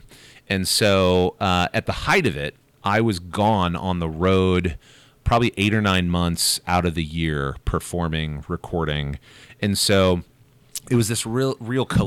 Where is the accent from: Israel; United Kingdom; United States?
United States; Fishers, Indiana; in my hometown at my alma mater, HSE High School